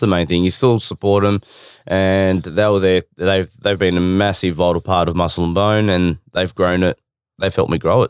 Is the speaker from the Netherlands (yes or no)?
no; Windsor, Victoria, Australia; I grew up in Windsor